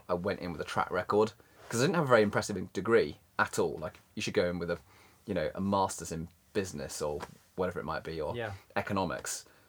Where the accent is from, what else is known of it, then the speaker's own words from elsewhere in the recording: Bristol, South West England, United Kingdom; also born or lived in South Africa / Cornwall; Well, I was born in South Africa, and we spent 5 years in South Africa, and then we went to Cornwall for 5 or 6 years, and then we moved up to Bristol for 7 years or so